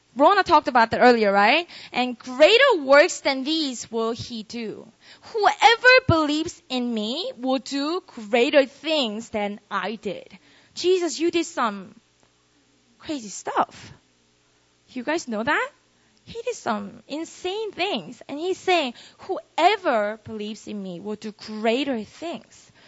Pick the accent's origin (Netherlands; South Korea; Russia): South Korea; Busan; moved away as an adult; now in Seoul, South Korea; I was born and raised in Korea, uh, in Busan. And then when I was 19, I moved to Seoul, this city.